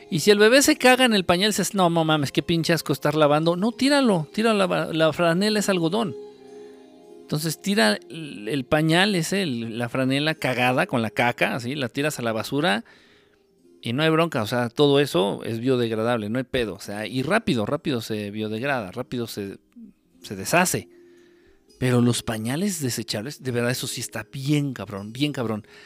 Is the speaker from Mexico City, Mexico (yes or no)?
yes; Mexico City, Mexico; vivo junto a tres cementeras y cuando barro parece que estoy en el pueblo de tanta tierra y soy de la Ciudad de México.